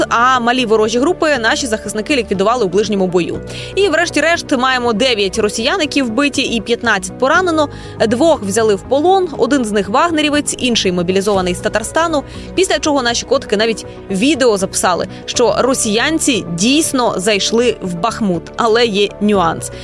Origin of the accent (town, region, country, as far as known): Ukraine